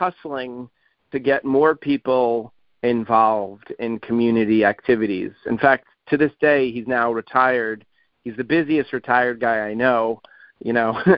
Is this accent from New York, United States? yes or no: yes; New York, United States; now in Columbia, MD, United States; which was where I grew up near New York City